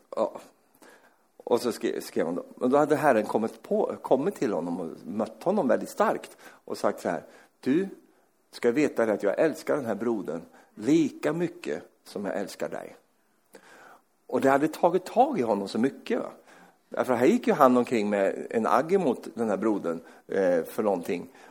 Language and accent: Swedish; Sweden; Jag är ju svensk